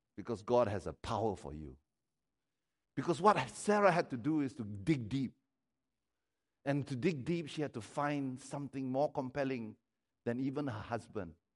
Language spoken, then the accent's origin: English; Malaysia; I don't primarily i- identify myself as a Malaysian